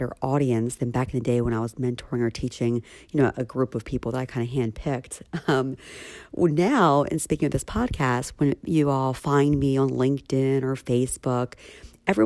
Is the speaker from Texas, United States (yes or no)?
no; Philadelphia, Pennsylvania, United States; in Philly in my hometown